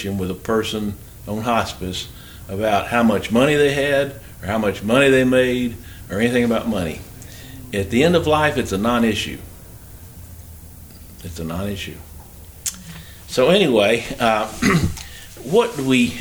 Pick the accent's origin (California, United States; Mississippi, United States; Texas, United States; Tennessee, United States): Tennessee, United States; Memphis; I'm from Memphis, too